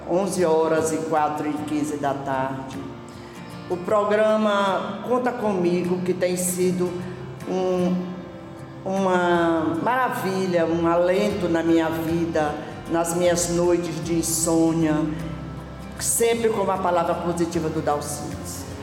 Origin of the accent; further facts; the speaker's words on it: Brejo, Maranhão, Brazil; 73 anos, sou maranhense da cidade de Brejo.